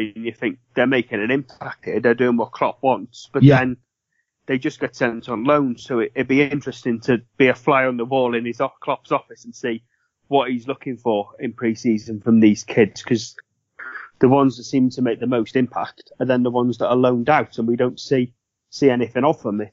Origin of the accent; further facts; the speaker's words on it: Welsh, Wales, United Kingdom; me being Welsh